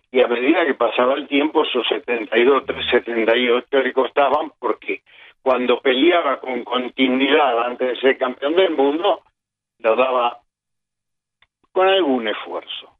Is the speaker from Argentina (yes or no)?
yes; Buenos Aires, Argentina; born or raised there; also born or lived in Montevideo, Uruguay